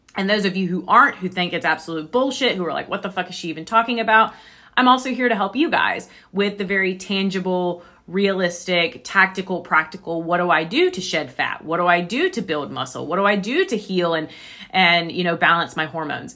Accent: the Bible Belt, United States; I was raised in the Bible Belt

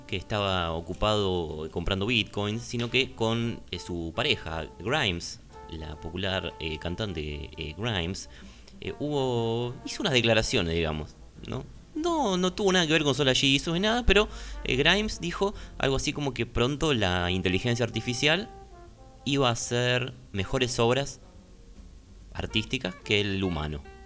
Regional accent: Argentina; somos argentinos

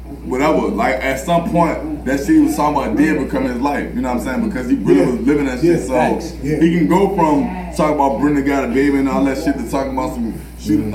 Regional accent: Richmond, Virginia, United States; I'm from Richmond

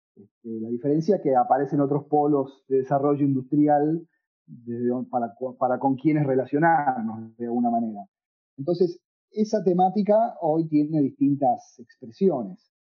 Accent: Buenos Aires, Argentina; moved away; also born or lived in Tucumán / Montreal / Quebec / Kingston, Ontario; yo soy tucumano, aunque crecí en Buenos Aires, nací en Buenos Aires

